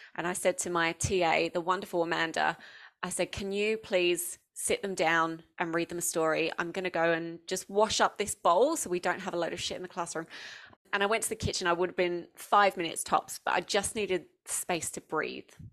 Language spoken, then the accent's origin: English; Essex, East of England, United Kingdom; moved away as an adult; now in Australia; I grew up in Essex in the southeast, um, of the U K